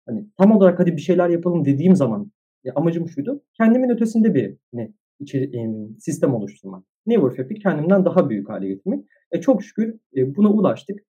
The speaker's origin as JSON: {"language": "Turkish", "region": "Istanbul", "country": "Turkey", "tie": "born or raised there", "said": "İstanbul'da doğdum, büyüdüm"}